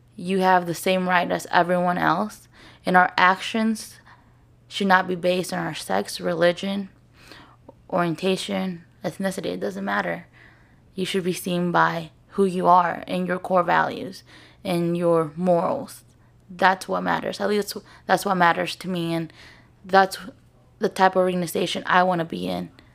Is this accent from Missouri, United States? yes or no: yes; St. Louis, Missouri, United States; I'm from Saint Louis, I'm from Baldwin